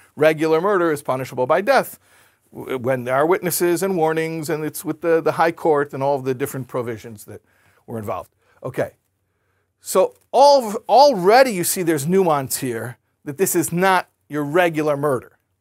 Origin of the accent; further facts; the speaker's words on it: United States; I grew up in America. I'm very familiar with that culture